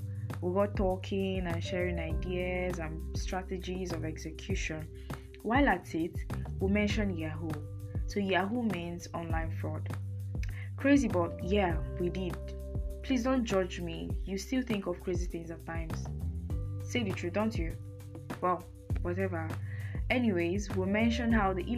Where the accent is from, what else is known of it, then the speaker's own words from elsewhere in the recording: Nigeria; as a Nigerian